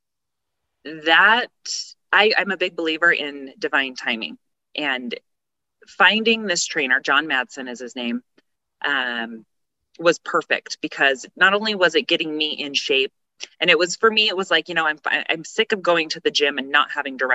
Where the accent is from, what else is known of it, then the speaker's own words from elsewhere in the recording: Tooele, Utah, United States; moved away as an adult; I'm from Tooele, Utah, born and raised, graduated, and then moved away